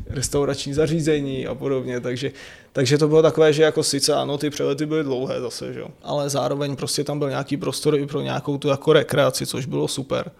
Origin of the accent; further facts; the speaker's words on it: Rokycany, Plzeň Region, Czechia; now in Prague, Czech Republic; odkud pocházím, říkal, že jsem z Rokycan